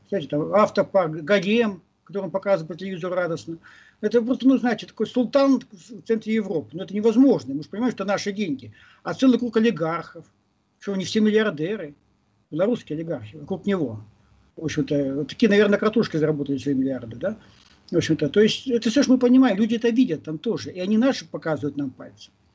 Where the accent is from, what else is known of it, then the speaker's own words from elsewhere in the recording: Vladivostok, Primorsky Krai, Russia; now in Moscow, Russia; вернулся на родину не, не историческую а реальную родину, я из Владивостока